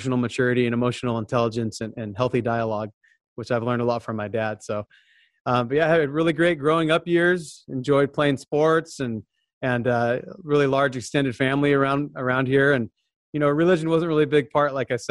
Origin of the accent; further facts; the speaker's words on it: Southern California, United States; I was born and raised in Southern California